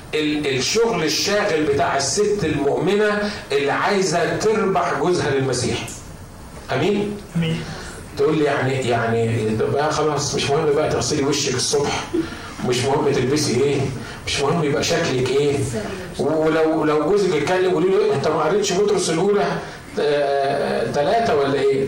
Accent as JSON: {"language": "Arabic", "country": "Egypt", "said": "عندنا في مصر"}